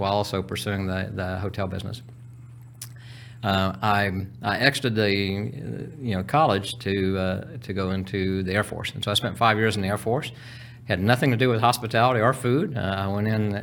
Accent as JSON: {"language": "English", "town": "Houston", "region": "Texas", "country": "United States", "tie": "born or raised there", "said": "I'm originally from Texas, so I was born in Houston"}